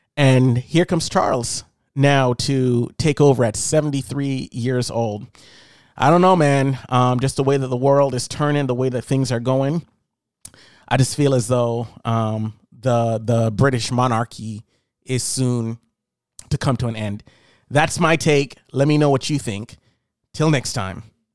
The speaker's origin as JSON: {"language": "English", "country": "Jamaica", "tie": "born or raised there", "moved": "yes", "said": "growing up in Jamaica"}